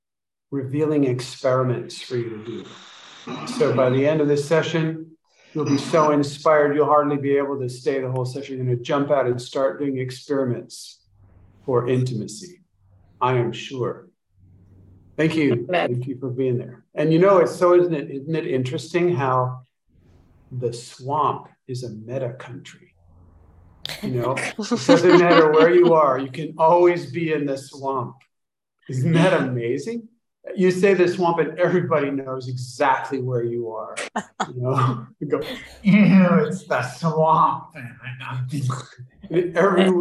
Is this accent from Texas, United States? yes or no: no; Kansas, United States; moved away; I was born in Kansas.